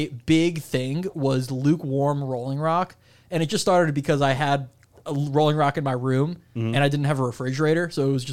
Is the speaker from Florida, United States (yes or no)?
yes; Miami Beach, Florida, United States; also born or lived in Fort Lauderdale; I grew up in Miami Beach until I was 11, and then I moved to Fort Lauderdale.